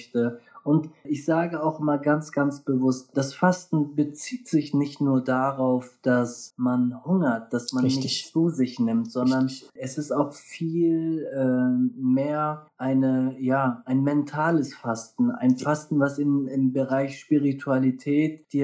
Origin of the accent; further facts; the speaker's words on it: North, Germany; Ich komme hier aus dem Norden.